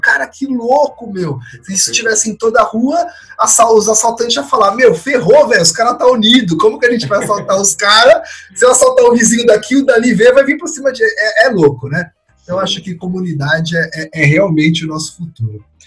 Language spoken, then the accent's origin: Portuguese; São Paulo, Brazil; eu nasci em São Paulo, fui criado em São Paulo